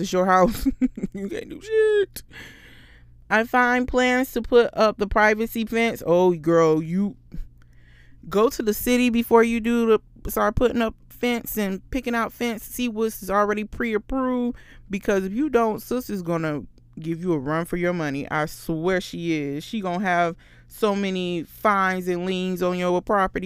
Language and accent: English; Florida, United States; I'm from Florida